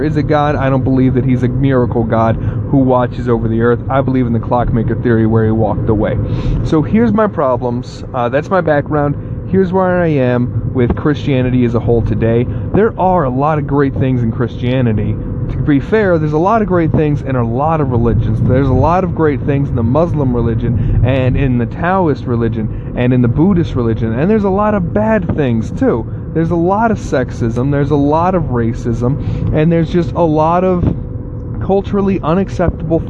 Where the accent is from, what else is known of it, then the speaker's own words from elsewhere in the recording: the South, United States; I grew up in the South